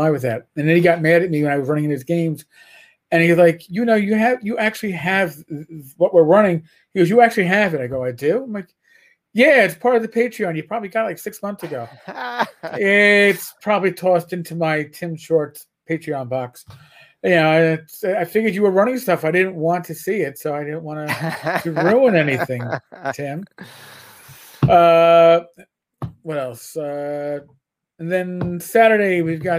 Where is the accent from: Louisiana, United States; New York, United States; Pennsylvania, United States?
New York, United States; I'm a New Yorker.